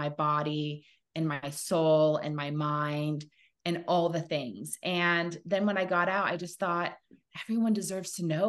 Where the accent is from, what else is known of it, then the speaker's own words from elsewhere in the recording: Laguna Beach, California, United States; also born or lived in San Diego, California; I grew up in two places. So I was born in San Diego, and we lived on an avocado farm until I was 7. And then we moved to Laguna Beach, California, which is my mom's hometown.